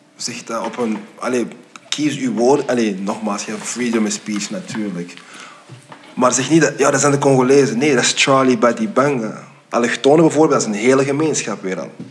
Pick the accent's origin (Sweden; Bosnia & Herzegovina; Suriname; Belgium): Belgium; Flanders; also born or lived in United States; mijn zoon hier is geboren, ik ben hier getogen, ook al ben ik naar Amerika gegaan.